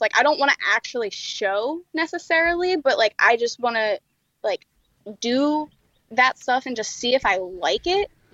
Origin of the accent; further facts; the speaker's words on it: New Jersey, United States; moved away as an adult; I'm from New Jersey